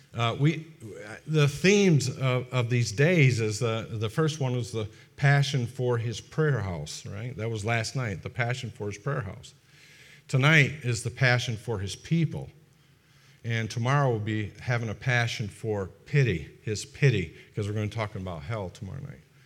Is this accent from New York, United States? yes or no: yes; Fonda, New York, United States; moved away; I come from Fonda, and Fonda is just ab, in the vicinity of Albany, which is the capital of, of, uh, New York